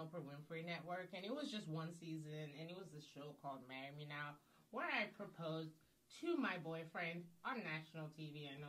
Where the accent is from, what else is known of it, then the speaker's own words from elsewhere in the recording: Nigeria; Since we're, like, being honest, I'm Nigerian, y'all.